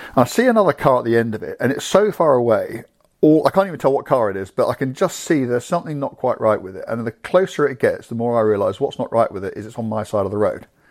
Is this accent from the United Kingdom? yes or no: yes; England, United Kingdom; I'm an Englishman driving a car in Belgium